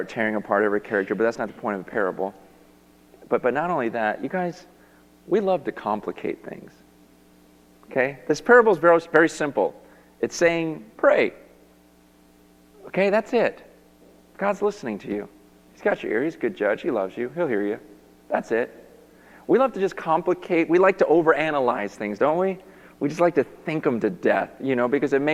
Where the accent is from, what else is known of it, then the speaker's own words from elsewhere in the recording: United States; I'm from America